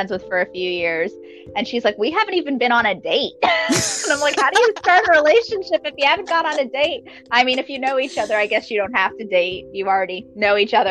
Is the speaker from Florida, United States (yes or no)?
yes; Florida, United States; also born or lived in Massachusetts; now in Georgia, United States; my family's from Massachusetts. That's where I was born. I grew up in Florida, but I live in Georgia